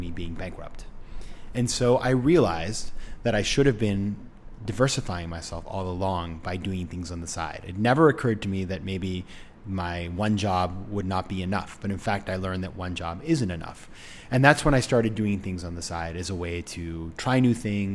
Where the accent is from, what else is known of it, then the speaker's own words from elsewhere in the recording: Maine, United States; moved away; in my homeland of Maine, my home state of Maine